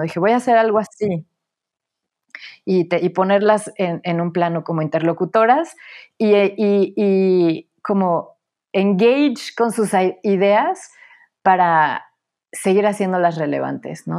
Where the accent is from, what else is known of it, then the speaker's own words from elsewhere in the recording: Puebla, Mexico; moved away as an adult; also born or lived in Mexico City / Paris / Berlin / Venice; Nací en la Ciudad de México, crecí en Puebla